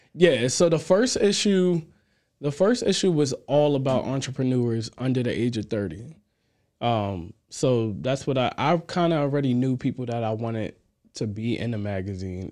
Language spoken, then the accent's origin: English; Amityville, New York, United States; moved away as an adult; also born or lived in Queens, New York; now in Virginia, United States; I'm from Amityville, New York. I actually was born and raised in Queens, and then at the age of, like, what, I probably was about five years old, I moved to Amityville